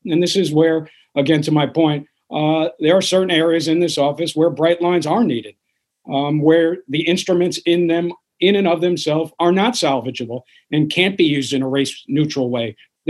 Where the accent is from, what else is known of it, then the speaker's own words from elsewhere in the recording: New York City, New York, United States; people I grew up with in Washington Heights or in East Harlem or Central Harlem or the Lower East Side.